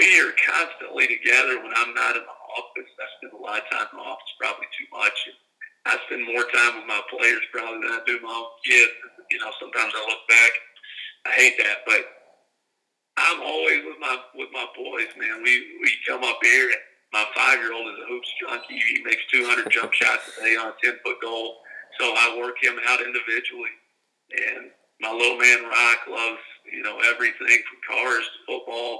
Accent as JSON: {"language": "English", "region": "Kentucky", "country": "United States", "also_born_or_lived": "South Louisiana", "moved": "as an adult", "lives_now": "Mobile, United States", "said": "We're country folks from Kentucky"}